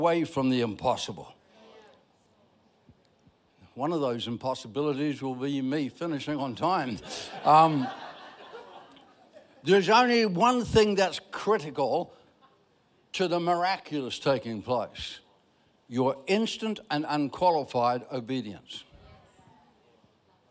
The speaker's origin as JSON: {"language": "English", "country": "Ireland", "said": "I'm Irish"}